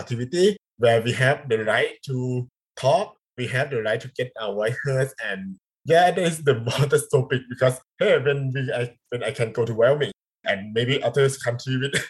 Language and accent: English; Thailand; first language Thai; English is a second language